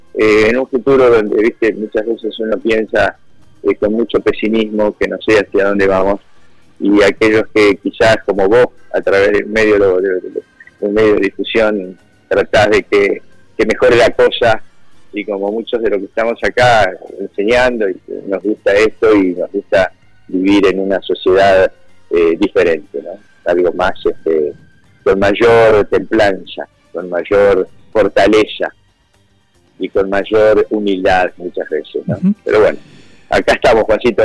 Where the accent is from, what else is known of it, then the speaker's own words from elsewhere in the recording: Argentina; somos los argentinos los que no nos, quizás no podemos resolver acomodando las cosas internamente